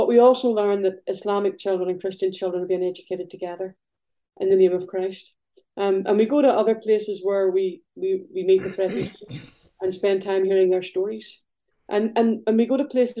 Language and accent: English; Belfast, Northern Ireland, United Kingdom; now in northeast Scotland, United Kingdom; growing up in Belfast, I lived beside a big wall